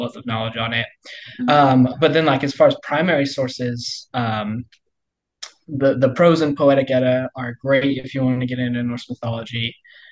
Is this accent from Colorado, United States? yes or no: yes; Colorado, United States; moved away as an adult; now in Kansas, United States; I'm from Colorado